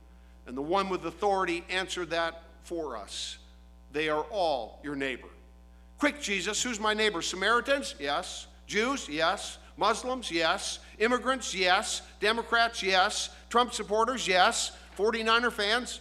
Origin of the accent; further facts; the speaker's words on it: DeKalb, Illinois, United States; I grew up in the Lutheran Church, Trinity Lutheran Church, Norwegian Lutheran Church in DeKalb, Illinois